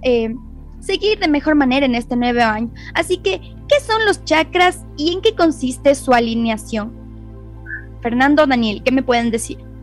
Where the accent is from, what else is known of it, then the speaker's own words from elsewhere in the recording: Ecuador; nuestro país